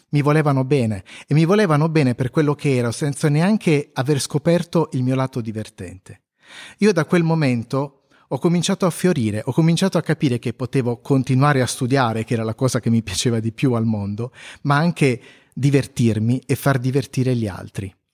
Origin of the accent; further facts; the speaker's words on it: Apulia, Italy; accent: Pugliese; il mio accento che, mm, che passa dal pugliese a non si sa bene cosa ogni tanto